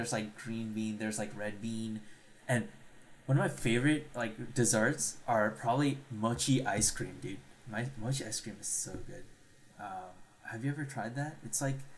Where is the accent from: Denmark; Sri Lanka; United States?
Sri Lanka; moved away; I'm from Sri